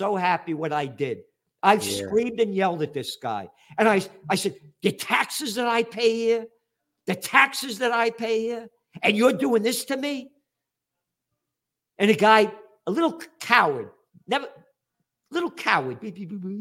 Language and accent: English; New York City, New York, United States; I'm a Napolitano born in the Bronx